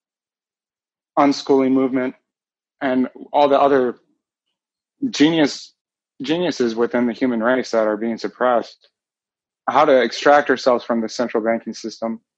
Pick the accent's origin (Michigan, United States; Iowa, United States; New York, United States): Iowa, United States; also born or lived in Alaska; I grew up in Iowa.